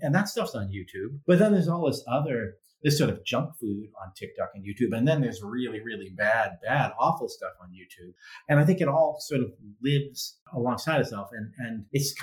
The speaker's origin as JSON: {"language": "English", "region": "Massachusetts", "country": "United States", "tie": "born or raised there", "said": "I grew up in Massachusetts"}